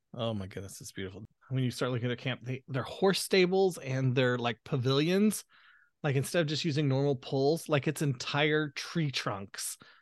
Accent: the American South, United States; accent: southern; my southern accent is starting to come out

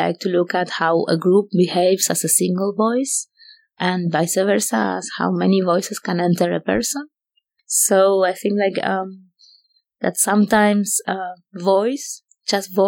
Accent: Argentina; moved away; also born or lived in Paris; I grew up in Argentina.

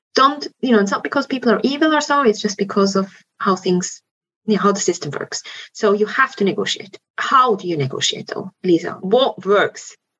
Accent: Switzerland; moved away; Switzerland, where I'm from

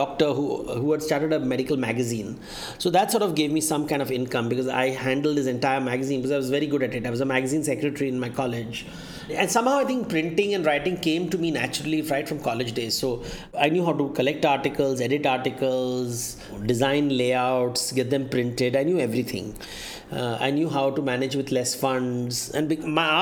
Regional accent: Mumbai, Maharashtra, India; I was born in Bombay in the 1970s, the pre-internet era.

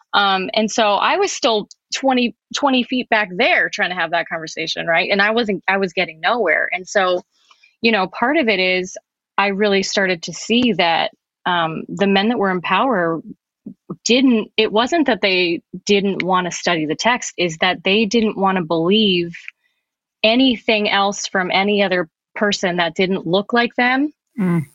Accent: New Jersey, United States; I'm also from New Jersey

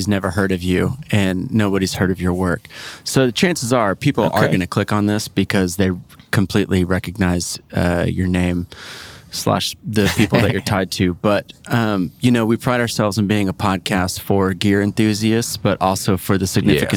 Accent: Oklahoma City, Oklahoma, United States; moved away; also born or lived in Santa Barbara; I'm from Oklahoma City

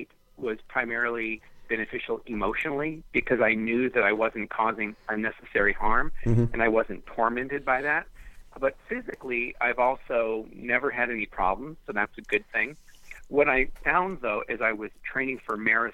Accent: Los Angeles, California, United States; I grew up in the Hollywood Hills in California

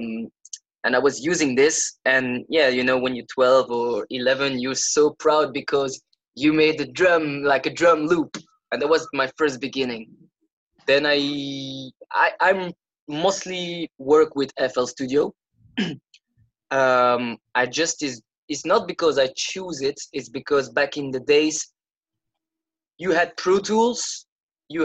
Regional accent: Belgium; I come from Belgium

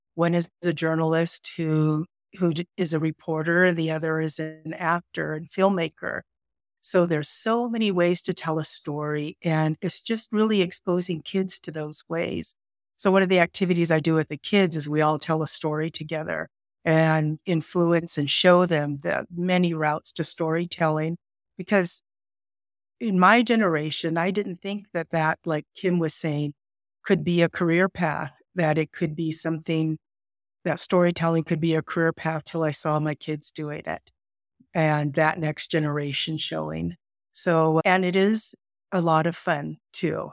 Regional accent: California, United States; I grew up in California.

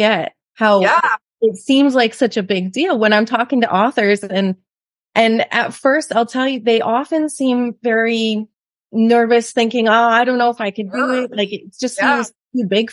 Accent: Canada; moved away as an adult; now in Mexico; we're from Canada, so we sold everything and moved to Mexico

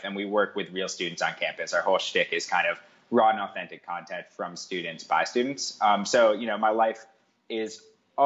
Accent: New York City, New York, United States; I grew up on the Upper East Side of New York in a pretty sort of affluent environment

